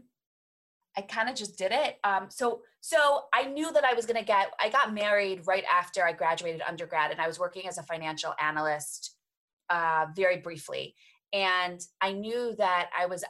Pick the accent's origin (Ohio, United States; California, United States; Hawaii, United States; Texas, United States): Ohio, United States; Cleveland; I'm from Cleveland, Ohio